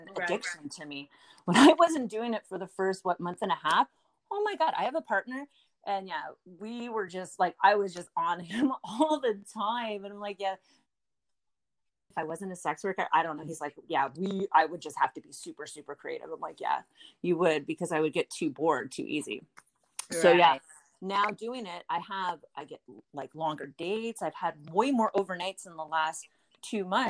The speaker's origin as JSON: {"language": "English", "country": "Canada", "said": "I'm Canadian"}